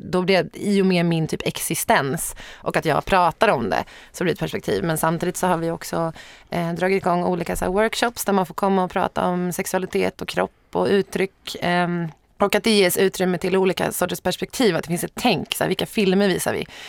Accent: Sorunda, Stockholm County, Sweden; Sorunda, där jag växte upp.

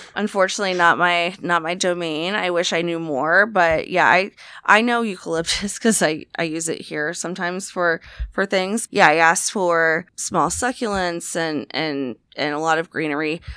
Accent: Jacksonville, Florida, United States; my hometown in Duval, Jacksonville, Florida

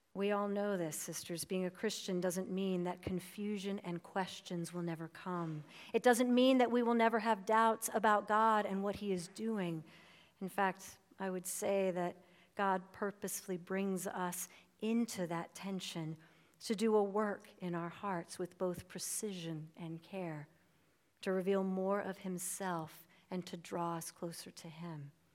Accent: United States; I am an American

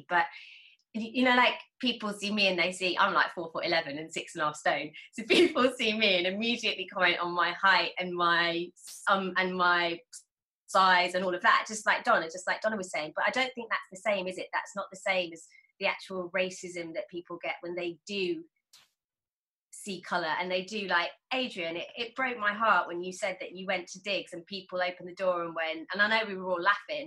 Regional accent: United Kingdom; born or raised there

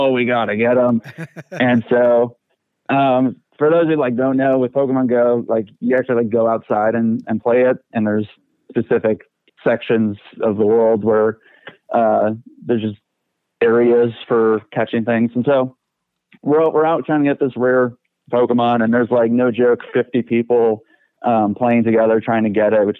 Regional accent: Aurora, Illinois, United States; I was born in Aurora, Illinois.

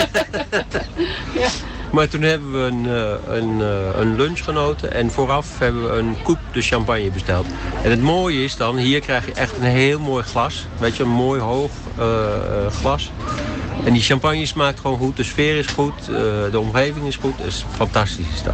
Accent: Utrecht, Netherlands; moved away as an adult; also born or lived in Hilversum; now in France; Ik ben geboren in Utrecht. En vervolgens uh, heel lang in Hilversum gewoond.

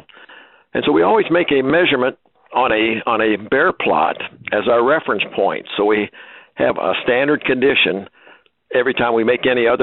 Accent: Ohio, United States; I was born and raised in Ohio on a small farm

